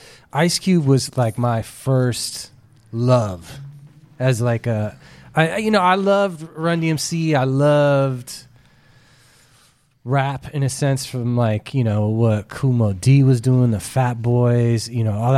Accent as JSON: {"language": "English", "region": "California", "country": "United States", "said": "I'm from the Bay Area."}